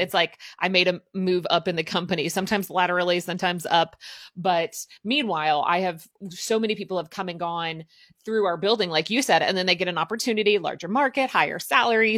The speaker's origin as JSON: {"language": "English", "region": "Southern Midwest", "country": "United States", "tie": "born or raised there", "said": "I grew up in the Midwest, but, like, I'm gonna call it the Southern Midwest"}